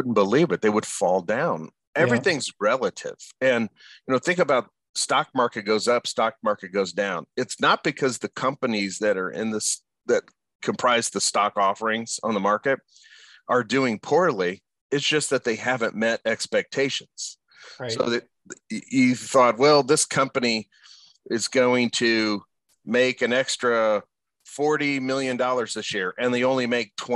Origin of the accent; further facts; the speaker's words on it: Indianapolis, Indiana, United States; I was born and raised in Indianapolis and I've lived other places, but for the most part, Indianapolis has been home